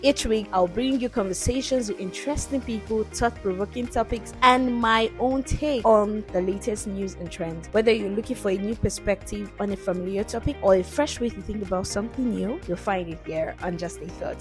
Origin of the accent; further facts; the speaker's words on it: Nigeria; I'm a Nigerian.